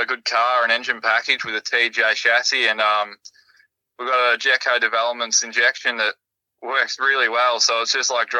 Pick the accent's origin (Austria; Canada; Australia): Australia; Bannockburn, Victoria; I'm 21. I'm from Bannockburn, Victoria, Australia.